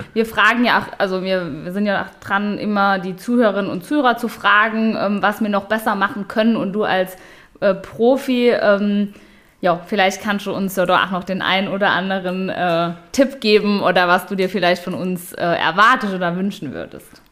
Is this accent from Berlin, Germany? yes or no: no; Ludweiler, Saarland, Germany; in Ludweiler, meinem Heimatdorf